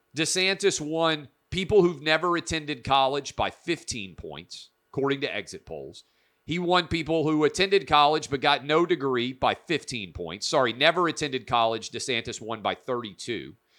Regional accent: Tennessee, United States; My home state of Tennessee, fabulous place to live.

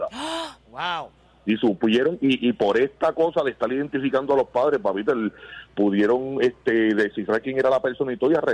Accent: Ponce, Puerto Rico; moved away; yo vivía en Puerto Rico, y yo soy natural de Ponce.

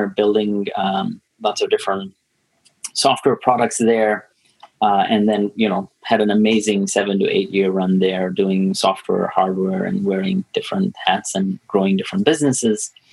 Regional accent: Tanzania; moved away; I'm born and raised in Tanzania

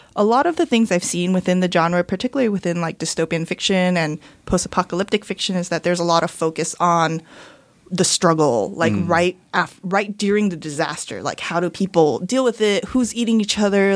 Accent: Rosemead, California, United States; I grew up in Rosemead. Okay. In the San Gabriel Valley.

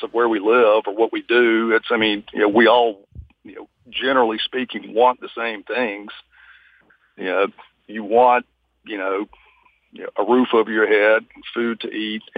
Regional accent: United States; as an American

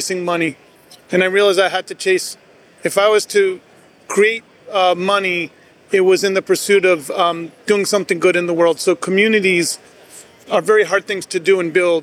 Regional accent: New York, United States; Everybody that I grew up with in New York owned a diner

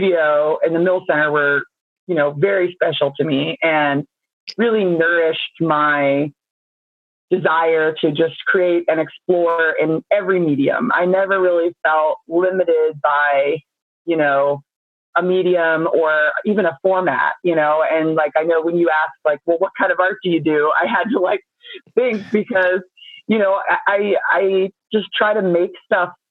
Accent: Baltimore, Maryland, United States; also born or lived in Towson, Maryland / Savannah, Georgia; I grew up originally in Northwood, and I then I moved to Towson for school as a young kid, and then I moved back to the city once I got my own place when I was like 20 or something. But I've lived in Baltimore my whole life

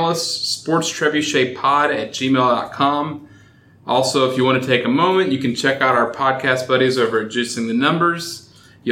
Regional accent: Texas, United States; I am from Texas

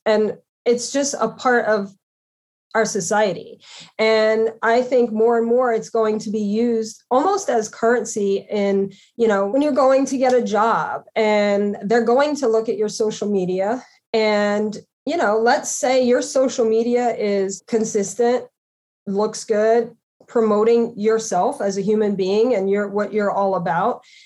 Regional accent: Louisiana, United States; moved away as an adult; also born or lived in New York City / Connecticut; I'm from Louisiana, so you know, I was raised to be respectful to others

